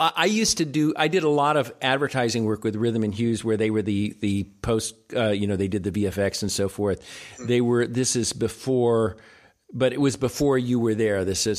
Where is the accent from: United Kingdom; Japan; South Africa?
Japan; born there; I was born in Japan.